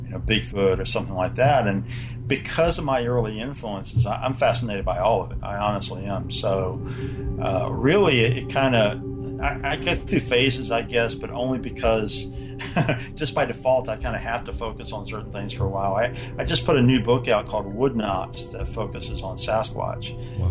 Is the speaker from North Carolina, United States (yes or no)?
yes; North Carolina, United States; I grew up in North Carolina.